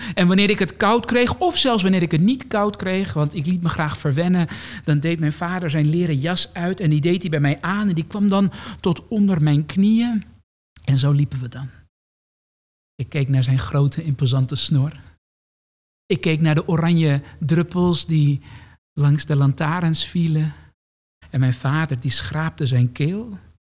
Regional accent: Amsterdam, North Holland, Netherlands; appartementje in de Jordaan. Ehm, niet het nieuwe, dure Jordaan van nu

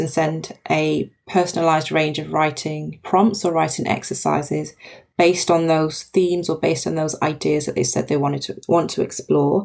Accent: Nigeria; My dad's Nigerian. I was born in Nigeria. My mum's British Jamaican.

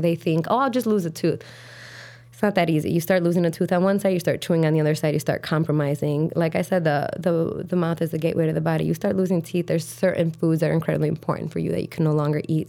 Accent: Chicago, Illinois, United States; grew up on the south side of Chicago

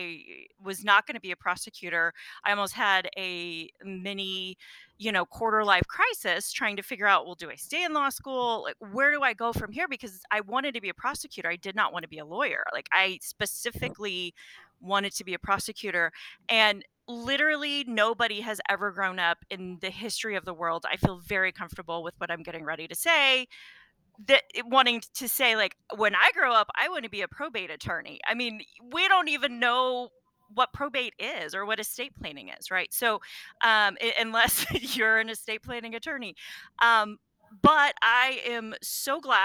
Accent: Wyandotte County, Kansas, United States; now in Shawnee, United States; I grew up in Wyandotte County

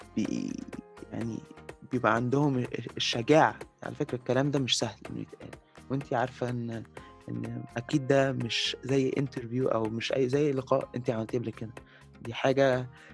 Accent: Egypt; احنا كمصريين يعني احنا كمصريين

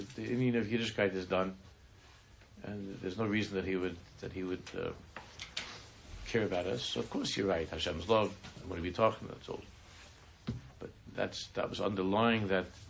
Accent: New York City, New York, United States; I'm from Queens

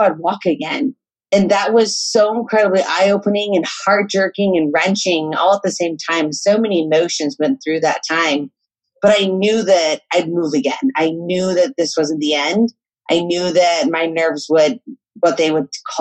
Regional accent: Colorado, United States; I grew up in Colorado and very outdoors area in the San Juan Mountains

